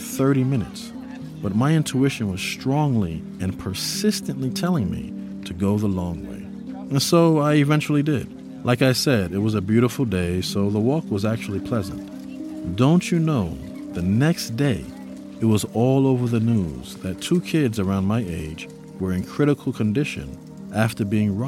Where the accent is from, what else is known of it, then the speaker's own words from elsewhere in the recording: New York City, New York, United States; I grew up in New York City. It was a huge part of the foundation of my upbringing. I lived in the Bronx